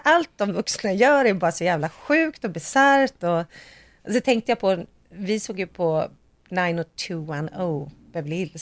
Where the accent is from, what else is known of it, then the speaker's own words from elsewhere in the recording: Sweden; jag är svensk